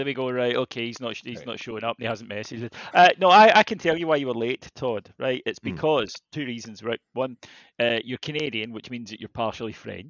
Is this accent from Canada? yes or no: no; United Kingdom; I'm British